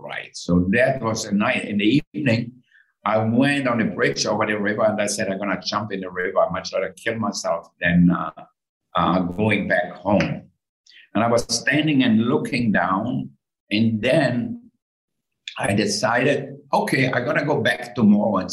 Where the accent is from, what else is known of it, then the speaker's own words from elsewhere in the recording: Austria; moved away; I grew up in Austria and totally in the countryside.